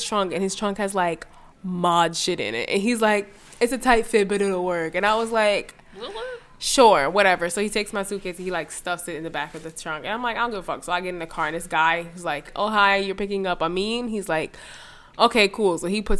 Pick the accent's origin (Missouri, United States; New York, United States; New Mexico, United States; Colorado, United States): New York, United States; Borough Park; now in New Jersey, United States; Well, that's where I grew up. I mean, obviously, I live in New Jersey now, but that's where I grew up.